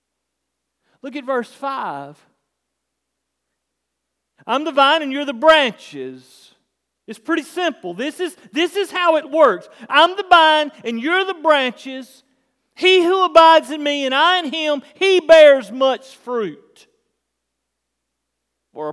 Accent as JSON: {"language": "English", "country": "United States", "said": "we're Americans"}